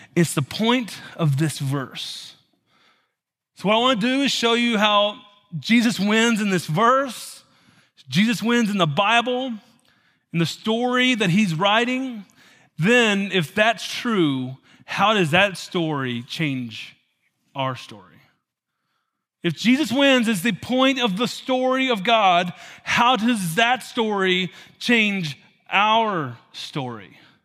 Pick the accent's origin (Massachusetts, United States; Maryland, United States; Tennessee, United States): Tennessee, United States; moved away; I was raised in Tennessee